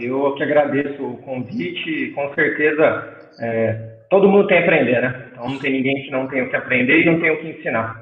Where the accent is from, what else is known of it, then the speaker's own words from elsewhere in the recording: Artur Nogueira, São Paulo, Brazil; Eu sou de Arthur Nogueira, interior de São Paulo, também que é próximo a Campinas